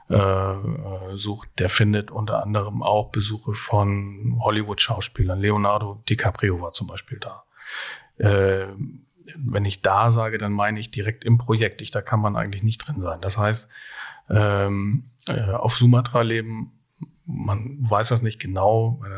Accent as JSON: {"language": "German", "region": "Hamburg", "country": "Germany", "said": "was äh, vielleicht typisch für meinen Beruf als Hamburger Kaffeekaufmann ist."}